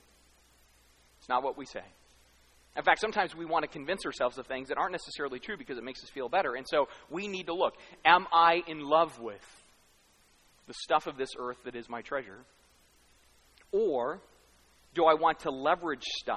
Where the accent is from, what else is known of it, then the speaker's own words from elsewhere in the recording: United States; I'm American